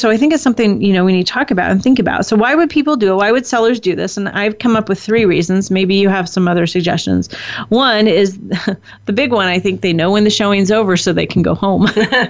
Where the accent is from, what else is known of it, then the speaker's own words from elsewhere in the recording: California, United States; I love my home state of California.